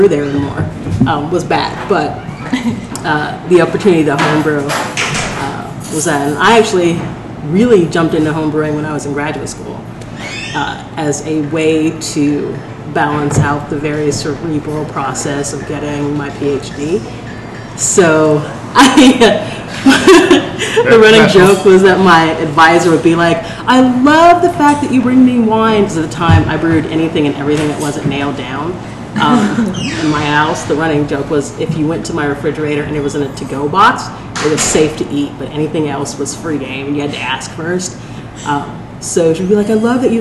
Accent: Portland, Oregon, United States; I think I am actually from Portland

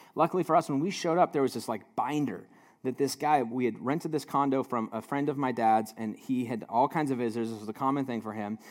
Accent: United States; as an American, living in a hyper individualized society

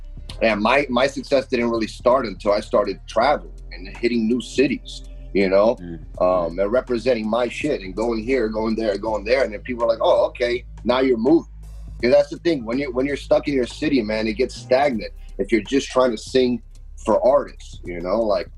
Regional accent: Orlando, Florida, United States; also born or lived in Brazil; me and Joey, man, we grew up in Orlando, Florida.

